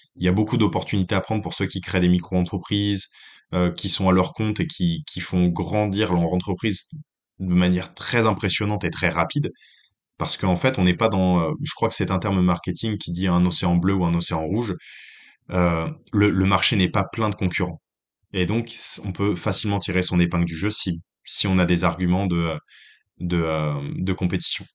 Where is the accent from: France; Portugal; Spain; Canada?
France; moved away as an adult; also born or lived in Lyon / Saint-Étienne / Nantes; now in New Zealand; en tant que Français